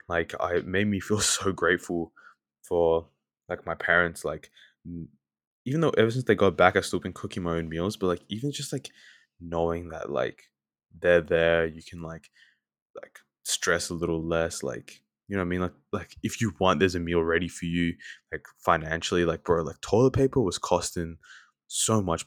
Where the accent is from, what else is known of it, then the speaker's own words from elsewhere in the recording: Australia; accent: Australian; I sound very, very Australian